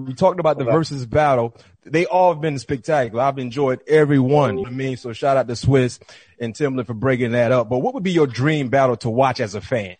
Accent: the South, United States; I'm from the South

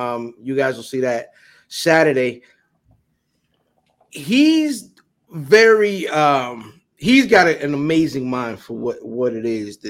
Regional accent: Severn, Maryland, United States; also born or lived in Hanover, Maryland; I'm not from Dundalk. I'm from Severn by way of Hanover.

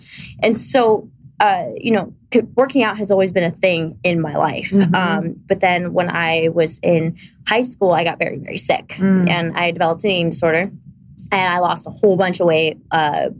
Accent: Ohio, United States

